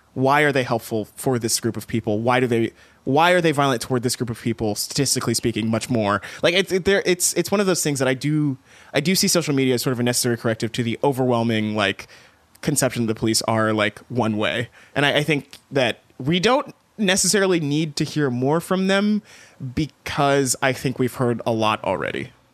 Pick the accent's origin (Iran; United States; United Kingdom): United States; East Texas; moved away; I grew up in East Texas